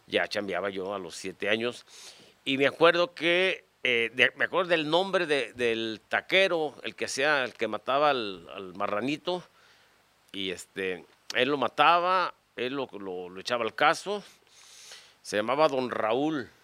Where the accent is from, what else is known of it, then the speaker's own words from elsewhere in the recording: Guadalajara, Jalisco, Mexico; yo nací aquí en Javier Mina 324, entre Abascal y Sausa y Mariano Jiménez.